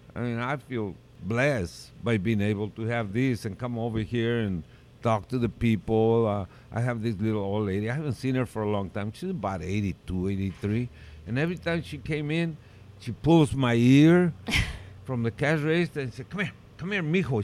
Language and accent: English; Tijuana, Baja California, Mexico; also born or lived in South San Francisco; now in San Francisco, United States; I was raised in Tijuana